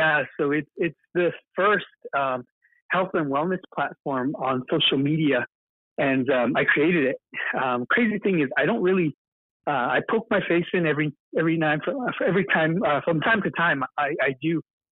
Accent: Polacca, Arizona, United States; I grew up in Palaka and, you know, lived there 18 years of my life.

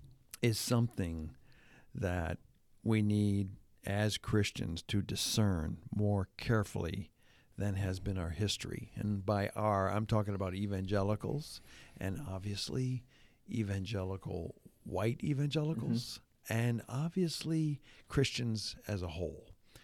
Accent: Hamilton, Ontario, Canada; But Jonathan was in my hometown, one of my hometowns, Hamilton, Ontario, Canada. Did he happen to say anything positive about my hometown?

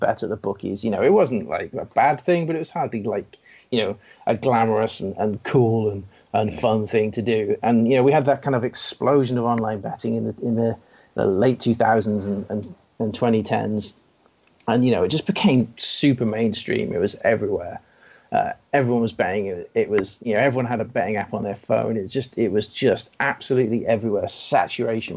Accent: Wales, United Kingdom; a Welshman

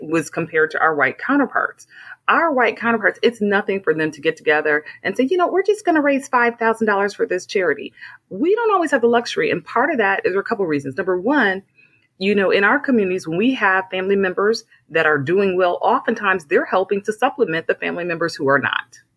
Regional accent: Flint, Michigan, United States; I'm from Flint, Michigan

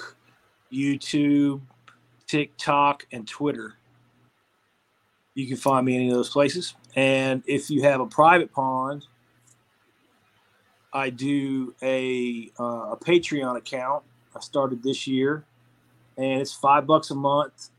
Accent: Atlanta, Georgia, United States; I'm from Atlanta, so I love the Braves

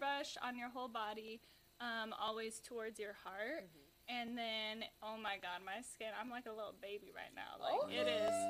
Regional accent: Seattle, Washington, United States; moved away as an adult; now in Las Vegas, United States; I moved here a year ago from Seattle. Okay. Yeah. So I grew up in that area

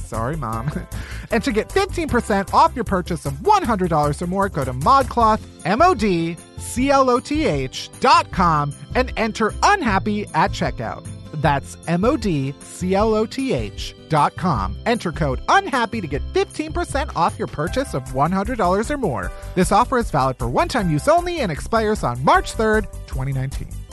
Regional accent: Chicago, Illinois, United States; moved away as an adult; now in New York, United States; I'm from Chicago, the suburbs of Chicago.

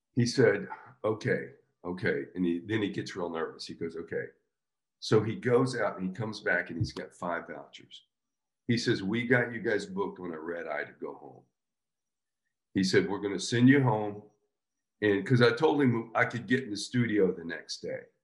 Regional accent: Florida, United States; I grew up in Florida

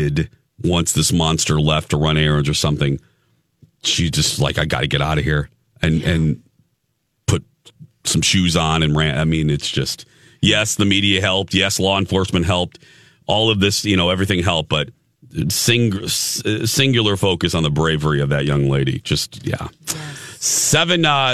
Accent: Chicago, Illinois, United States; now in Minneapolis, United States; Chicago, like my hometown

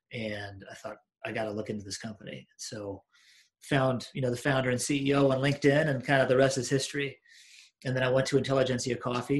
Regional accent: Washington, United States; moved away as an adult; also born or lived in Iowa / Kansas City / Chicago; now in Minneapolis, United States; I was born in Iowa, and then I grew up in Washington State. So I spent basically sixth grade until I graduated high school in Washington State, then went to college at the University of Kansas, lived in KC for just under 4 years after school, moved to Chicago

